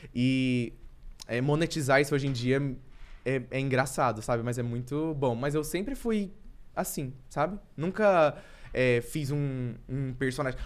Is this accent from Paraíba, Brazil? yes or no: no; Anápolis, Goiás, Brazil; moved away as an adult; also born or lived in Florianópolis; now in São Paulo, Brazil; eu vim de Anápolis